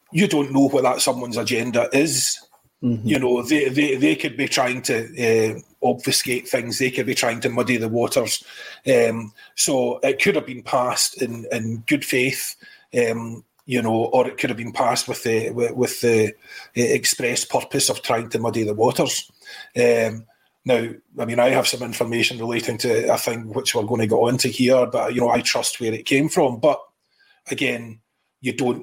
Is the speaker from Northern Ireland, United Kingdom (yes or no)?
yes; Northern Ireland, United Kingdom; Northern Ireland, as it happens, for the most part